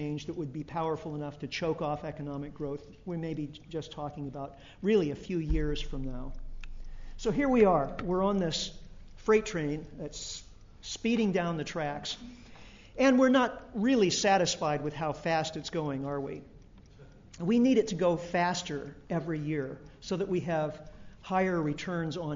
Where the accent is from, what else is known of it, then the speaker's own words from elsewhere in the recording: United States; as an American